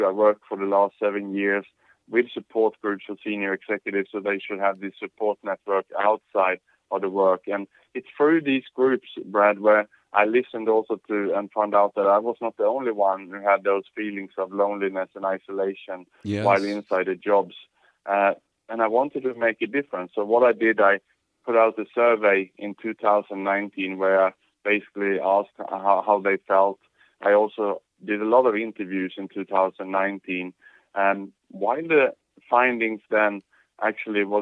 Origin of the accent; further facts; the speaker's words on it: Sweden; moved away as an adult; also born or lived in Australia / Thailand / Vietnam / Indonesia; now in Singapore; I was born in Sweden, and after that I have an international career. I lived in Australia, Thailand, Vietnam, Indonesia, and now in Singapore working